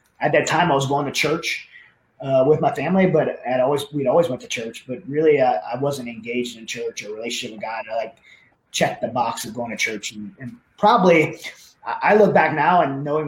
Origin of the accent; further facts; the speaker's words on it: Southern Louisiana, United States; where I grew up in Southern Louisiana, very dysfunctional family